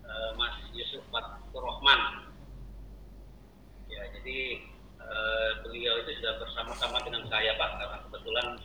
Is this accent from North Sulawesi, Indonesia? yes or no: yes; Manado, North Sulawesi, Indonesia; Uh, saya ini orang Manado pak, orang Sulawesi ya.